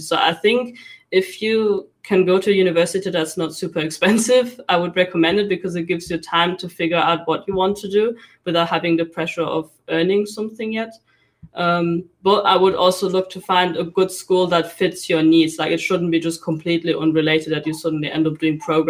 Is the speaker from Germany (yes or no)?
yes; Cologne, North Rhine-Westphalia, Germany; moved away as an adult; also born or lived in England; we found one that's in my hometown